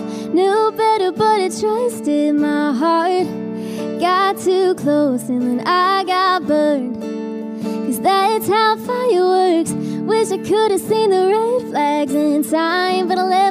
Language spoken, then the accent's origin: English; North Carolina, United States; No, we're both from North Carolina.